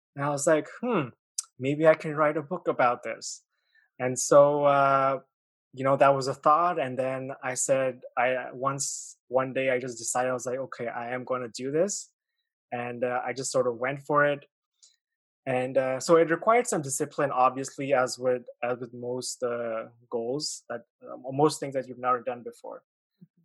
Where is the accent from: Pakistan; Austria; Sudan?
Pakistan; moved away as an adult; also born or lived in China; now in Canada; I was born in uh, China, mm-hmm. and I grew up in Pakistan. And then when I was 18, I moved uh, to Canada